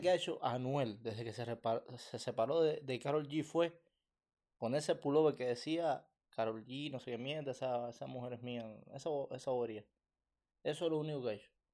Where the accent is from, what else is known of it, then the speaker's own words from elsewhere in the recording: Cuba; now in Canada; Somos cubanos